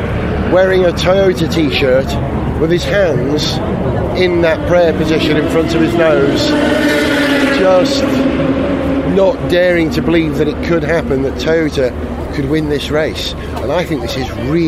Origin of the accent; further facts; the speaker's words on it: North Wales, United Kingdom; I'm from North Wales